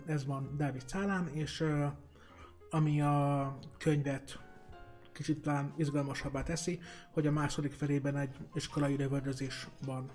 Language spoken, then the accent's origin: Hungarian; Balassagyarmat, Nógrád, Hungary; a vidéki szülővárosomban, Balsagyarmaton